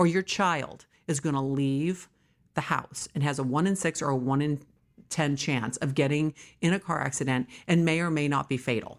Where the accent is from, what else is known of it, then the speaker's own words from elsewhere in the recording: California, United States; also born or lived in New York / Wisconsin; I was raised here. I started my company here in my Aunt Nichols' home in a small bedroom in San Fernando Valley, and I am a New Yorker, but a California girl